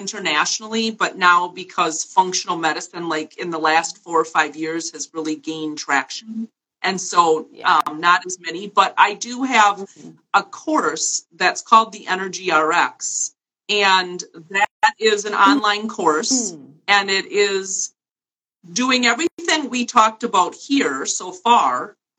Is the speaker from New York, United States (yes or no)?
yes; New York City, New York, United States; now in Wisconsin, United States; I live in a small town in Wisconsin, and I moved here from New York City, despite the fact that I now have this accent.